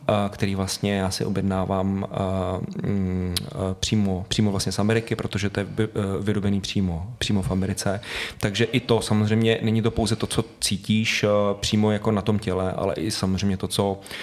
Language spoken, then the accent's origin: Czech; Prague, Czechia; já jsem doslova, kde to teď natáčíme, tak tady jsem vyrůstal celý život